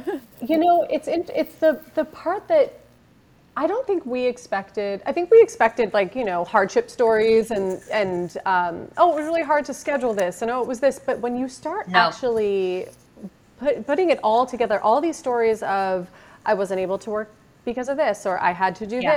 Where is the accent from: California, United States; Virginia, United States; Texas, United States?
California, United States; Marin; we grew up in Marin, but out in a little hippie town